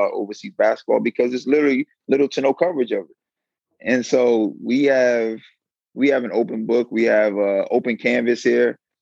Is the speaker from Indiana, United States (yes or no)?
no; Silver Spring, Maryland, United States; moved away as an adult; also born or lived in Riverside, California; I'm from Silver Spring, Maryland. Went to Good Counsel High School, Blake High School